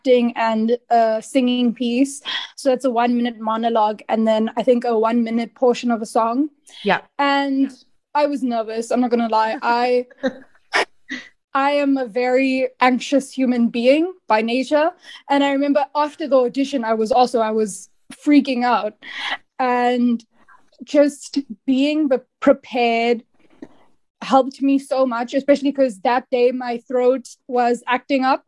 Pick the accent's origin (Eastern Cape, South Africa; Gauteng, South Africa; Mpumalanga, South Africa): Gauteng, South Africa; Pretoria; born and raised in Pretoria